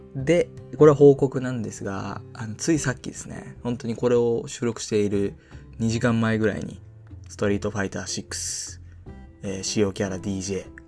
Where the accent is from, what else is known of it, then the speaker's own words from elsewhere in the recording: Japan; 生まれも育ちもこの南の島